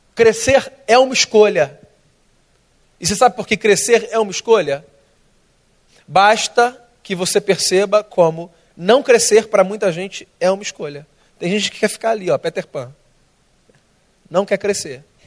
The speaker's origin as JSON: {"language": "Portuguese", "region": "Rio de Janeiro", "country": "Brazil", "tie": "born or raised there", "said": "eu sou carioca, tá? Nasci aqui, minha vida toda aqui"}